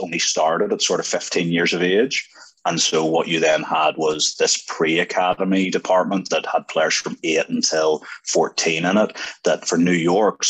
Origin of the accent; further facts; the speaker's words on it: Northern Ireland, United Kingdom; moved away as an adult; also born or lived in Belfast / Lisburn; growing up in Ireland.